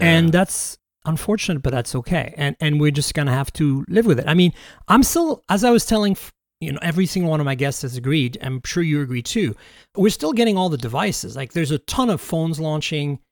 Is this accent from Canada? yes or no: yes; Canada; now in United States; I'm Canadian